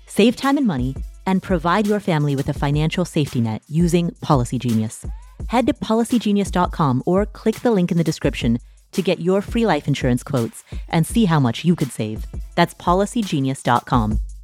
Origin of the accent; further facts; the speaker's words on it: United States; I am an American